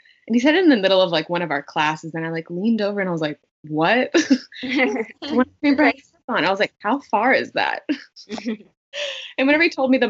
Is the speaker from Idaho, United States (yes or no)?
no; South Louisiana, United States; now in Portland, United States; I am a girl from South Louisiana living in Portland, Oregon now